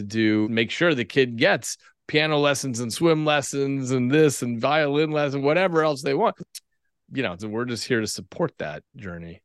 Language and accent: English; Albuquerque, New Mexico, United States; I grew up in Albuquerque, New Mexico